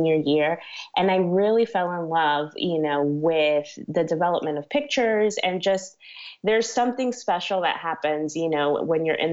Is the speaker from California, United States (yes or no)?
no; Miami, Florida, United States; also born or lived in New York; now in New York City, United States; I was born in New York, but I was raised in Miami, Florida. So that's pretty much where I say I'm always from